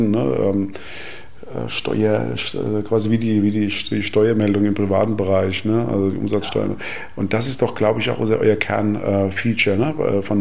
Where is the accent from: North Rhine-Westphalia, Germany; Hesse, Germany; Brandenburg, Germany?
Hesse, Germany; Gelnhausen; Also ich komme ja aus Gernhausen und schaue da, von dort aus immer auf einen großen Windpark äh, in Wächtersbach.